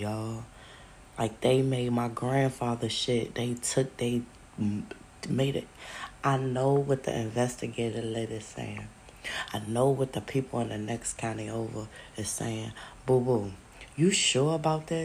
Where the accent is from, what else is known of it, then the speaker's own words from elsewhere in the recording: New York City, New York, United States; we're from Brooklyn, New York.